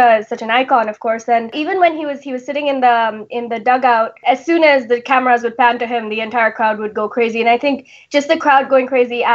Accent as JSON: {"language": "English", "town": "Mumbai", "region": "Maharashtra", "country": "India", "tie": "born or raised there", "said": "I was born in Mumbai"}